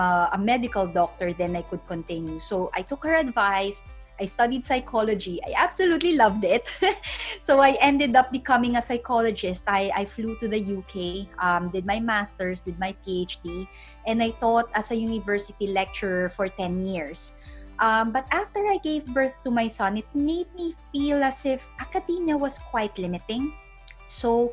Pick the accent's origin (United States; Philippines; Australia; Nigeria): Philippines; moved away; I'm originally from the Philippines